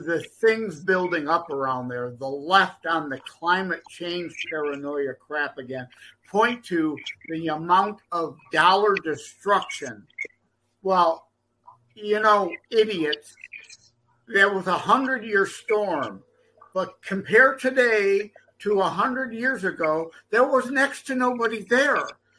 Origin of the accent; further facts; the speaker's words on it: Detroit, Michigan, United States; I'm from the Detroit area, so I spend a lot of time over in Ontario, Canada